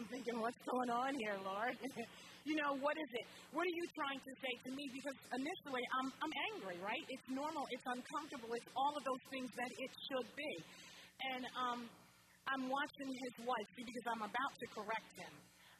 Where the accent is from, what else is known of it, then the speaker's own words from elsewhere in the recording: New Jersey, United States; now in Olean, United States; I'm from New Jersey originally. But I live in upstate New York, and that's where my mother and father were raised